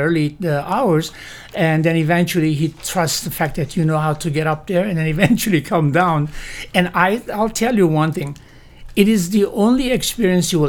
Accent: Lebanon; moved away as an adult; also born or lived in Syria / Miami, Florida, United States; now in Lake County, United States; My heritage is Armenian. I grew up in Syria as well as in Lebanon.

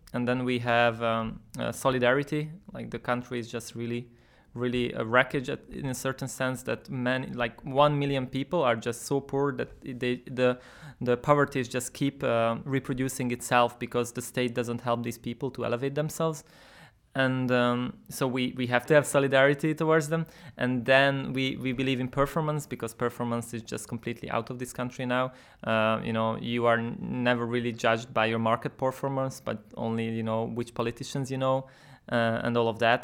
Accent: Budapest, Hungary; I'm from Budapest.

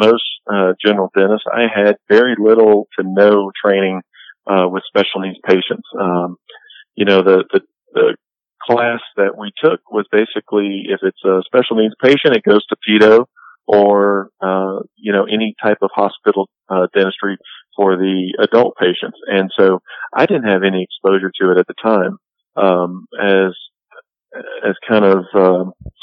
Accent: Louisiana, United States; Born and raised in Louisiana, so I went to LSU, just like any old good Louisiana boy would.

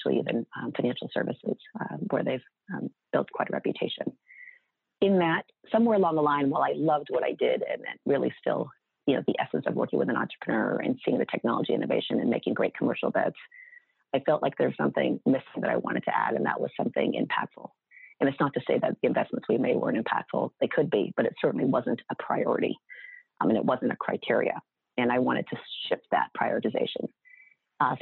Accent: Huntington Beach, California, United States; I grew up in Huntington Beach, Southern California

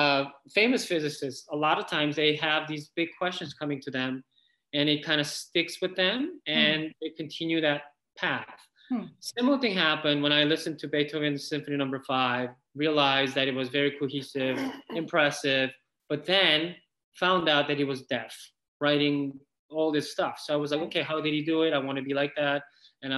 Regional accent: South Korea; moved away as an adult; I grew up in Korea until I was 20 years old, and then I specifically moved here

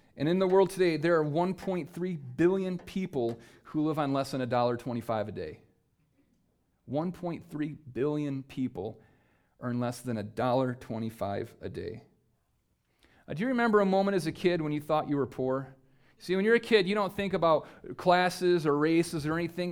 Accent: United States; just by being an American citizen

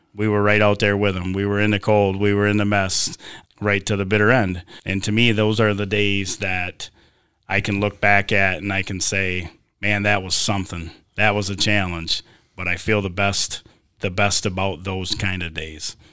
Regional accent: Sebewaing, Michigan, United States; I grew up here in Sebewing, graduated from U S A schools

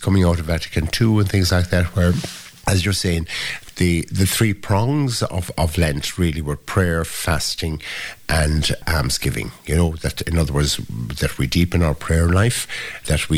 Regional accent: Ireland

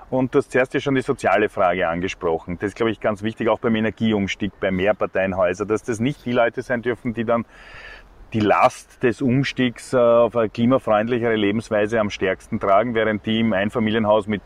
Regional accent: Vienna, Austria; weil man weiß ja als Wiener, wenn es im Sommer im August so Affenhitze hat, dann fahrt man halt raus zum Heurigen

